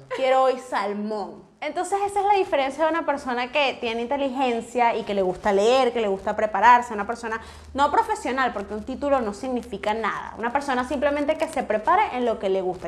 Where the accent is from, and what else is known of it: Venezuela